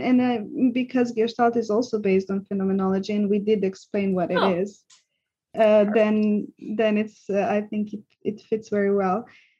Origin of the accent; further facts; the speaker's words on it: Serbia; English is a second language; now in Switzerland; when I came from Serbia, which I was even in that setting quite traumatized, not being fully able to express myself. And then I came to Switzerland